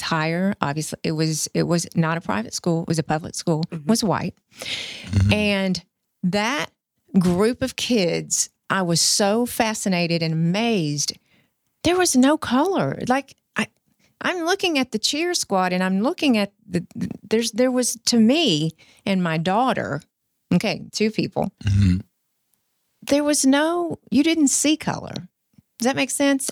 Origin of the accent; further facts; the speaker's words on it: United States; moved away; I grew up in rural America